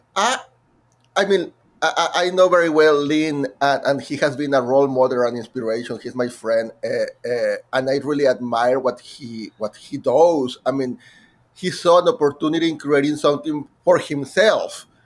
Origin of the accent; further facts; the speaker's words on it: Monterrey, Nuevo León, Mexico; first language Spanish; English is a second language; moved away as an adult; now in New York, United States; my hometown in Monterrey, Mexico